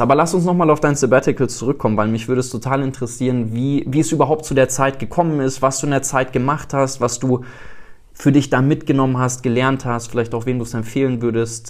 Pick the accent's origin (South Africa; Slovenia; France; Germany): South Africa; moved away; bin in Südafrika groß geworden